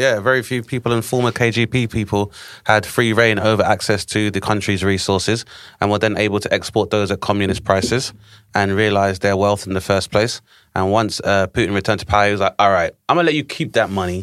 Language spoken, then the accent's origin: English; Grenada; moved away; my home country of Grenada was invaded in nineteen eighty-two